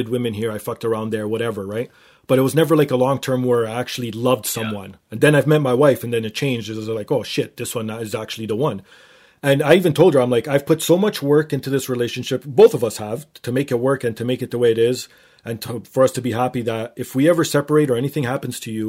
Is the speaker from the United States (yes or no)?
no; Canada; I'm Canadian